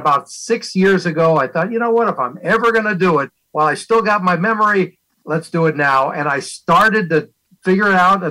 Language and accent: English; Culver City, California, United States; also born or lived in Los Angeles, United States; I grew up in Culver City